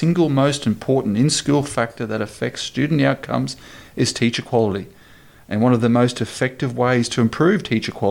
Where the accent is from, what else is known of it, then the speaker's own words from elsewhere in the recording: Queensland, Australia; in my home state of Queensland